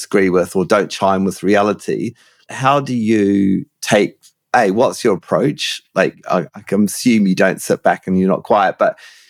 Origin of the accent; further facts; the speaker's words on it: New Zealand; I'm a Kiwi